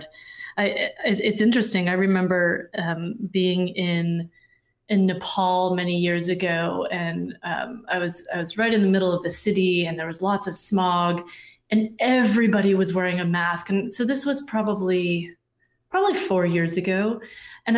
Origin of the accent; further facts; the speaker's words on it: Vermont, United States; now in Chattanooga, United States; I grew up in Vermont